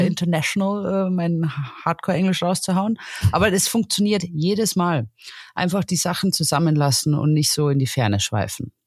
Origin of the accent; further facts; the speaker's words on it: near Salzburg, Bavaria, Germany; bei uns in der Region, da speziell wo ich herkomme, wir sind ja kurz vor Salzburg